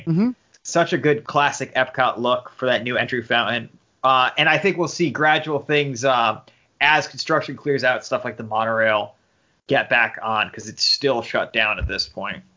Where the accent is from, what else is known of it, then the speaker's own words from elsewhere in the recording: New York City, New York, United States; growing up in New York City.